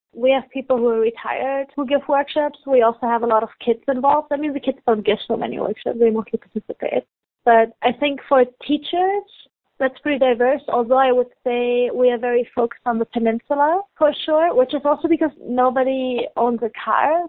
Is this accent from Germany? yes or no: yes; Germany; moved away as an adult; now in Halifax, Canada; I'm originally from Germany and I came here for an exchange for university.